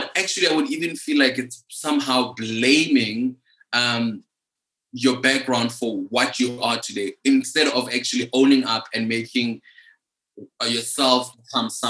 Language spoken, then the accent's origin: English; Limpopo, South Africa; now in Johannesburg, South Africa; I grew up in Limpopo